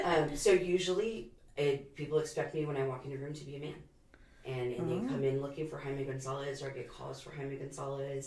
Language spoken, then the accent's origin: English; San Antonio, Texas, United States; I am actually a 4th generation San Antonian